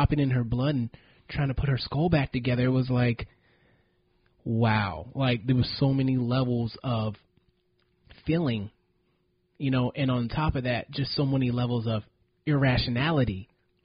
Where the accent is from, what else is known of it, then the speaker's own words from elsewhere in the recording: United States; as an American